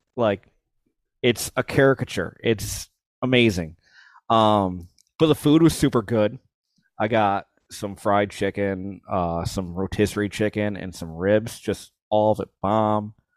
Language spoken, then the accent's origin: English; United States; as an American